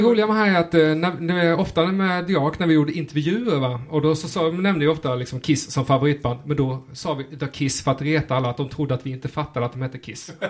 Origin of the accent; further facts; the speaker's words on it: Rottne, Kronoberg County, Sweden; Som smålänning i Rottne.